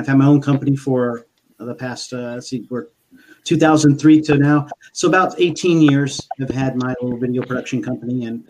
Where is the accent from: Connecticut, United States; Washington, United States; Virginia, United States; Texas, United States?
Texas, United States; San Antonio; also born or lived in Turkey / Germany / Spain; I'm from San Antonio, Texas.